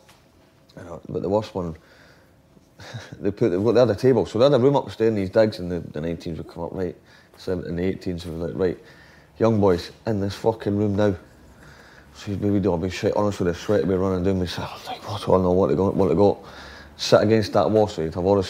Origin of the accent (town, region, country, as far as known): Scotland, United Kingdom